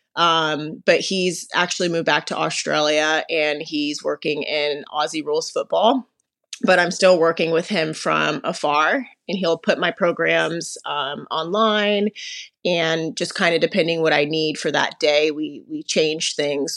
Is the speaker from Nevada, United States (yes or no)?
yes; Las Vegas, Nevada, United States; I'm from Las Vegas, Nevada